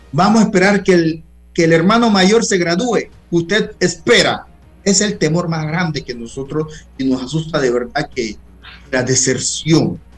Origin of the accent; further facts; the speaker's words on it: Guna Yala, Panama; yo soy de Cunayala